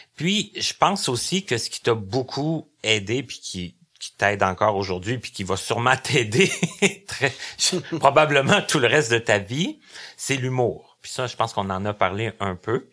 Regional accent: Abitibi, Quebec, Canada; now in Longueuil, Canada; je viens de l'Abitibi, mais ça fait quand même depuis 94 que je demeure à Longueuil.

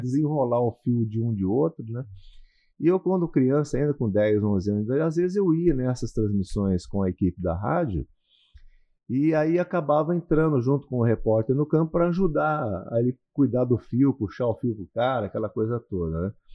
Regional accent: Cornélio Procópio, Paraná, Brazil; moved away; eu sou do interior do Paraná, sou de uma cidade chamada Cornélio Procópio. É uma cidade que hoje deve ter aproximadamente 50, 60 mil habitantes mas na minha época, na minha infância

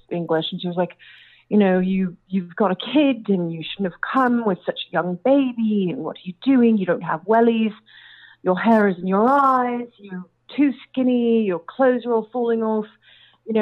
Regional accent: Austin, Texas, United States; also born or lived in South Africa / London; I was born in South Africa, but I was mostly raised in Texas. We came back when I was little.

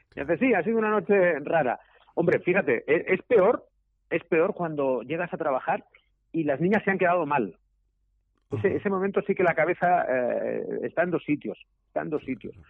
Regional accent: Zaragoza, Aragon, Spain; yo soy de Zaragoza

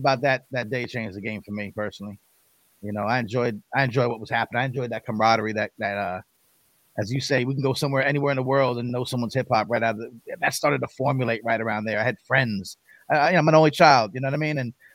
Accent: Long Island, New York, United States; I grew up right outside of New York City on Long Island.

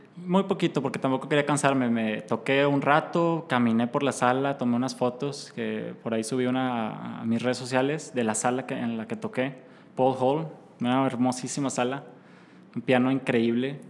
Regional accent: Mexico; iba muy orgulloso de ser mexicano y de ser latinoamericano

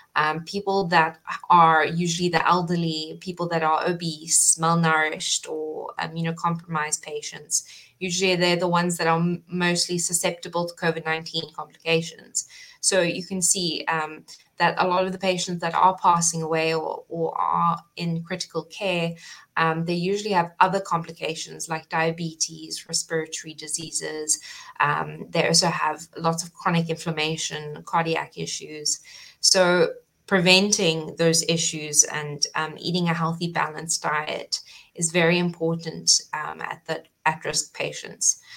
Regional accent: South Africa; moved away as an adult; now in Cayman Islands; originally I come from South Africa, so I studied at Stellenbosch

